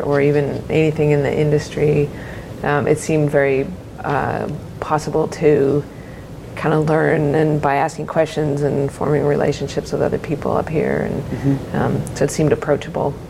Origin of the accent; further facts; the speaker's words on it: Minnesota, United States; also born or lived in Los Gatos, California; now in Oregon, United States; I grew up in Minnesota, so not really a very wine state